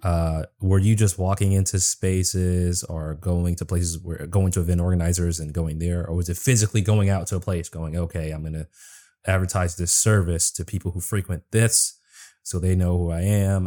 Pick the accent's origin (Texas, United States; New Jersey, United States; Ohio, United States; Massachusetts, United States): Massachusetts, United States; Boston; moved away as an adult; also born or lived in Minnesota; now in Washington, D.C., United States; I grew up in Boston. I used to live in Minnesota